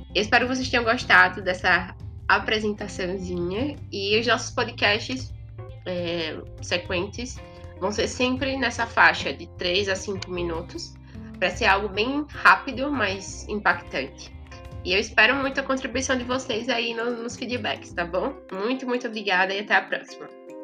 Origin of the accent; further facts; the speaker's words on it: Maceió, Alagoas, Brazil; eu sou de Maceió, Alagoas, tenho 22 anos